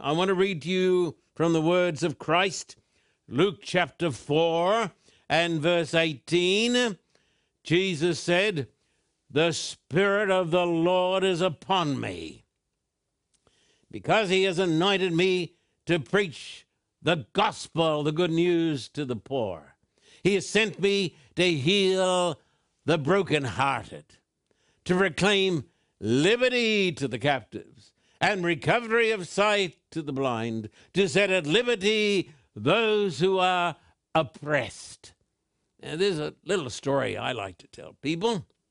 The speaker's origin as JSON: {"language": "English", "country": "Australia", "tie": "born or raised there", "said": "when I was a little boy growing up in Australia"}